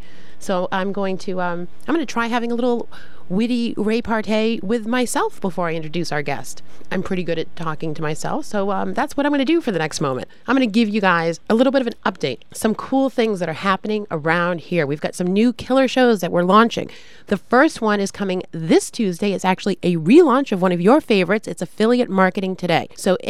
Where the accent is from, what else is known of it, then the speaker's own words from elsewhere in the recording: Marblehead, Massachusetts, United States; moved away; I'm from Marblehead originally.